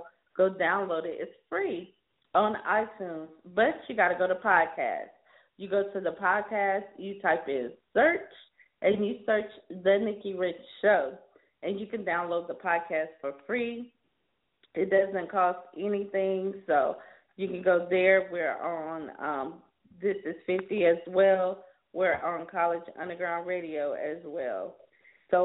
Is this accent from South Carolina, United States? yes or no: yes; South Carolina, United States; now in Los Angeles, United States; I'll be heading to my home state, South Carolina, in the morning from L.A.